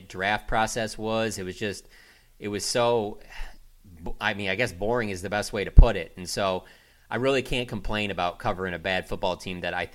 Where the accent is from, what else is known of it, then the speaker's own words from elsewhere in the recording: Detroit, Michigan, United States; now in Dallas, United States; I grew up in Detroit as a Lions fan